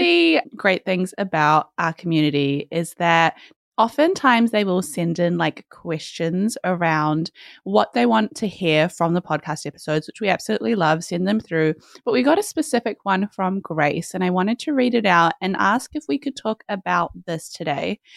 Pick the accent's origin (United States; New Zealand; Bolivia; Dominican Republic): New Zealand; we're from New Zealand